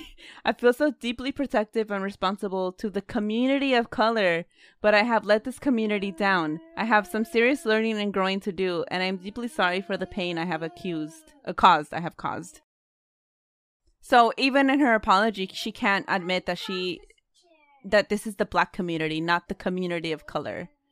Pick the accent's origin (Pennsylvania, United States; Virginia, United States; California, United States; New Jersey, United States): California, United States; Oakland; we grew up in Oakland